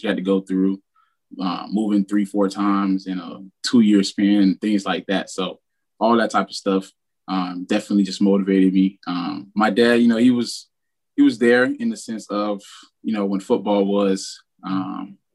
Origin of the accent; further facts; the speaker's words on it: Miami, Florida, United States; I'm from Miami, Florida, and I call Liberty City hometown.